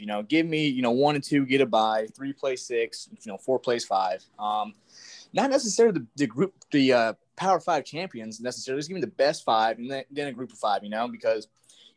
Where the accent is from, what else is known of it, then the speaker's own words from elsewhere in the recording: North Carolina, United States; moved away as an adult; now in Conway, United States; I am from North Carolina